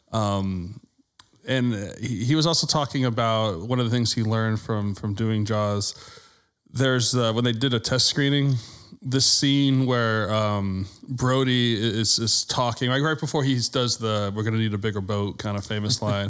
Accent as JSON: {"language": "English", "region": "Massachusetts", "country": "United States", "tie": "born or raised there", "said": "I grew up in Massachusetts"}